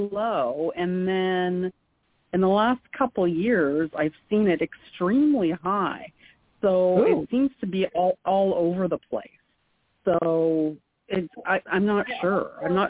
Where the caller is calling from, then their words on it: Detroit, Michigan, United States; I am calling from the Detroit area.